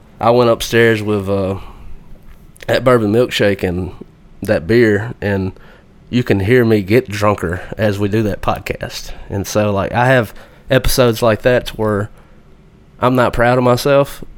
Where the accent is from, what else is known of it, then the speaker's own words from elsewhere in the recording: Alabama, United States; I'm from Alabama